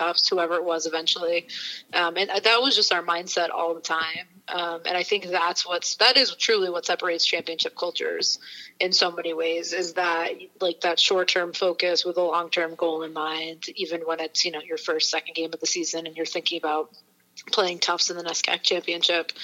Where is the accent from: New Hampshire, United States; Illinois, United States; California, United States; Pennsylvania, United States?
New Hampshire, United States; Portsmouth; moved away as an adult; now in Chicago, United States; I'm from Portsmouth, New Hampshire, so it's about an hour north of Boston. Um, so grew up a lifelong Boston sports fan